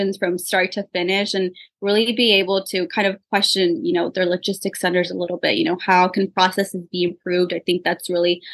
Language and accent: English; Patterson, California, United States; first language Spanish; English is a second language; also born or lived in San Jose, California / Morelia, Michoacán, Mexico; So I was actually born in San Jose, California. So roughly for the first 5 years of my life, I really went back and forth from San Jose to Morelia, Michoacan in Mexico, which is actually where my family is from, until we finally settled down here in Patterson around 2005.